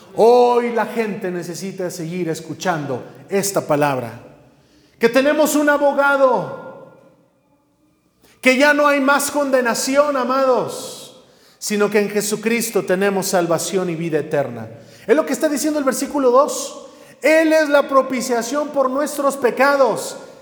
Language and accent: Spanish; Mexico; lo cantamos como mexicanos